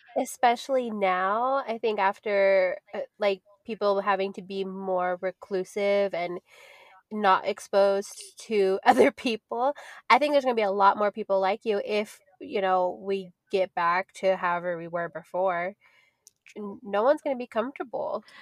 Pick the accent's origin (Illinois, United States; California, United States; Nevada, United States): Nevada, United States; Las Vegas; I grew up in Vegas, so we used to have mansion parties